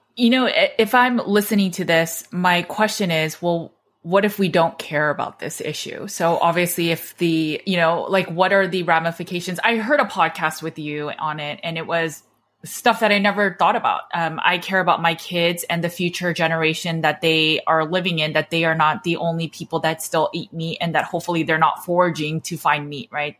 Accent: United States; I was born and raised in America

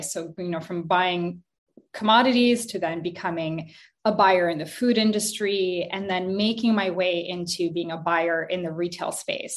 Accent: Montreal, Quebec, Canada; also born or lived in Kazakhstan; I moved to Montreal, Canada, when I was five years old with my mom. Uh, we moved from Kazakhstan

